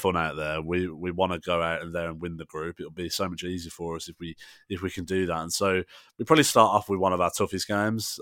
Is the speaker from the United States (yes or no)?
no; England, United Kingdom; as English supporters